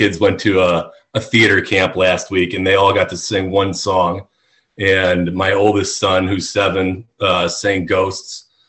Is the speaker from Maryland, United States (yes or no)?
no; Cleveland, Ohio, United States; moved away as an adult; now in Chicago, United States; I grew up in Cleveland you know, went to Miami University in Ohio where I met Chris. So, you know, about 22 years I spent in Ohio. And then after I graduated, I moved to Chicago